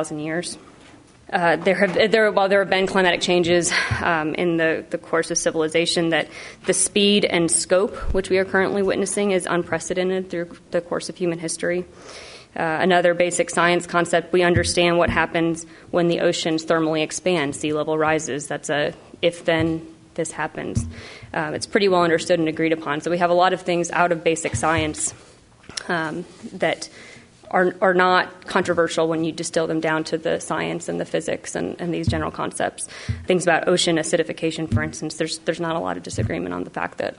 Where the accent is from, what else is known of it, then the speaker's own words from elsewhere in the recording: Oak Ridge, Tennessee, United States; Oak Ridge didn't exist, so my hometown was not on the map